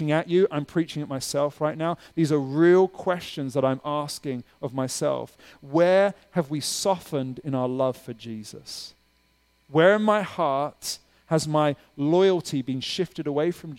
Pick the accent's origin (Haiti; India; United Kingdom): United Kingdom; now in Pittsburgh, United States; I'm from the UK